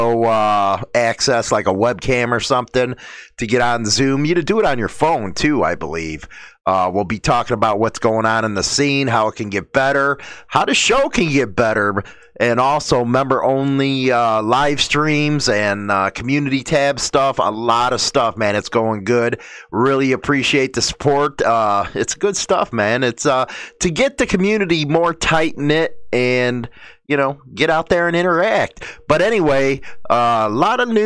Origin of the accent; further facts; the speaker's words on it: Chicago, Illinois, United States; I grew up in Chicago.